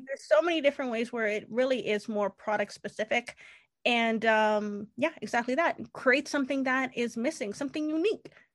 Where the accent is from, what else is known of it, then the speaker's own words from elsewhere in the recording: Canada; I am Canadian